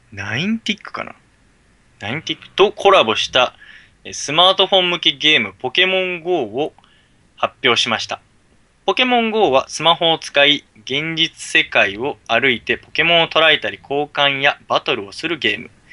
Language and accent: Japanese; Ibaraki, Japan; moved away; みんな茨城出身だからさ